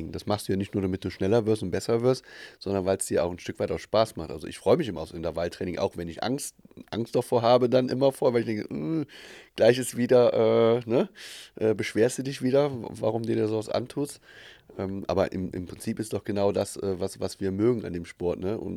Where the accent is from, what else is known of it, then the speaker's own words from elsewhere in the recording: Aachen, North Rhine-Westphalia, Germany; ja, da geht man schon gezielt hin als Aachener.